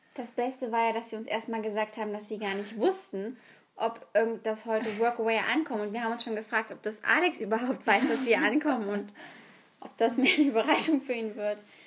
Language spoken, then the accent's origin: German; Germany